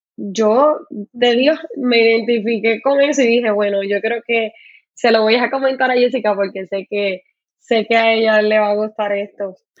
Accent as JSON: {"language": "Spanish", "country": "Puerto Rico", "also_born_or_lived": "Carolina, Puerto Rico", "said": "soy puertorriqueña, vivo en Puerto Rico, en Carolina, Puerto"}